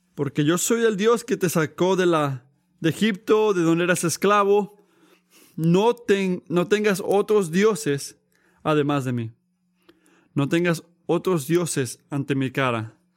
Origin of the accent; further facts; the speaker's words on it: United States; yo soy americano